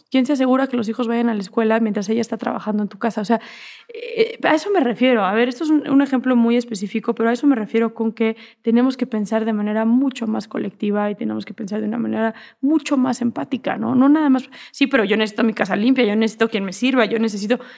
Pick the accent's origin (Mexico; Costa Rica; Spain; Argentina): Mexico; Y soy mexicana y eso es lo que soy